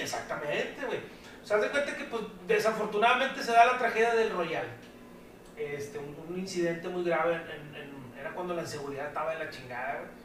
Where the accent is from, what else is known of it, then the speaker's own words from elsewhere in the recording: Mexico; como malos mexicanos que somos